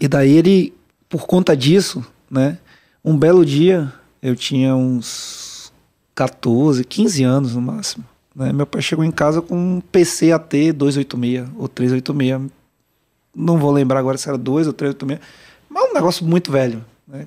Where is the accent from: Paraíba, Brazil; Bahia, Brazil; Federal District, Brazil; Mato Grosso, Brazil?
Bahia, Brazil; Salvador; moved away as an adult; also born or lived in Rio de Janeiro / São Paulo; eu nasci no Rio, fui criado em Salvador